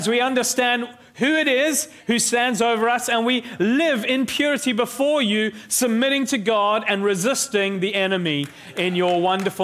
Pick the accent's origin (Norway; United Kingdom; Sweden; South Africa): South Africa; I grew up in South Africa